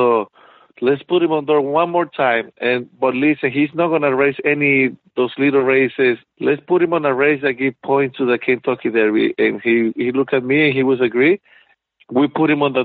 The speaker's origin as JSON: {"language": "English", "country": "Venezuela", "moved": "yes", "said": "we came from Venezuela"}